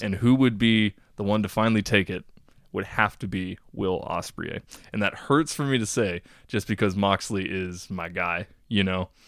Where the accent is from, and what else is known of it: Texas, United States